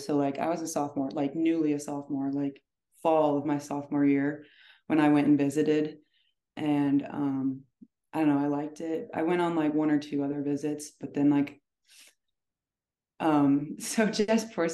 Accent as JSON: {"language": "English", "town": "O'Fallon", "region": "Missouri", "country": "United States", "tie": "born or raised there", "said": "someone from my hometown"}